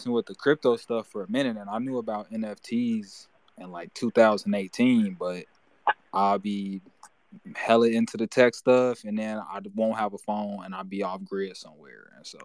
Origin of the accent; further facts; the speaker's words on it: Gary, Indiana, United States; now in Arizona, United States; I'm originally from Gary, Indiana